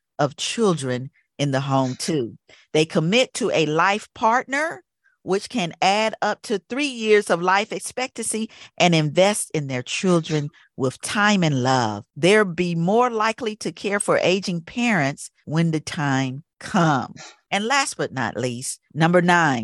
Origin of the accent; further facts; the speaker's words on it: the South, United States; moved away; I grew up down south